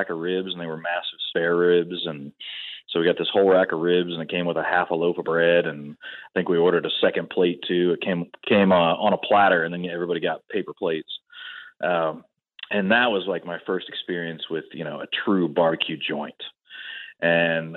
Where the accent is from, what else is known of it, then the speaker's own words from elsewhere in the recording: Ohio, United States; moved away as an adult; now in Dallas, United States; I'm originally from Ohio